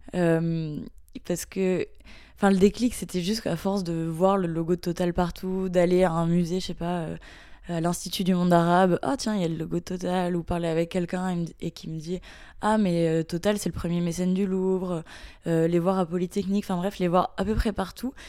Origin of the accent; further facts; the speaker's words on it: Mayenne, Pays de la Loire, France; je viens de la Mayenne, donc c'est un petit département qui est pas très connu en France